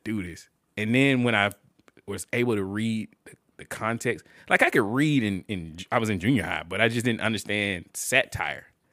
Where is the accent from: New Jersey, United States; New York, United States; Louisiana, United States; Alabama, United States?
Alabama, United States; Montgomery; I grew up in Montgomery.